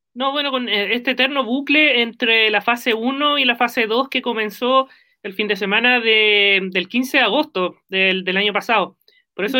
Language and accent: Spanish; Concepción, Biobío, Chile; somos penquistas